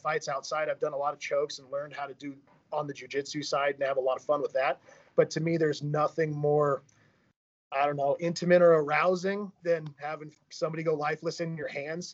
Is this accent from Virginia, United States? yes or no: no; Tri-Cities, Washington, United States; grew up in the ugly desert of Tri-Cities, Washington.